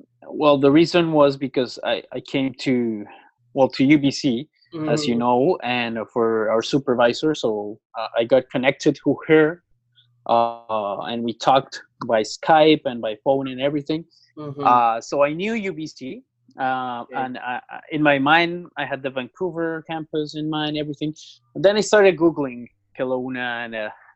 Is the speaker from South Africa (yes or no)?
no; Bogotá, Bogotá Capital District, Colombia; moved away as an adult; also born or lived in Mexico City, Mexico; I'm from Colombia. I'm from the capital city called Bogota. Mm-hmm. So I grew up there for most of my life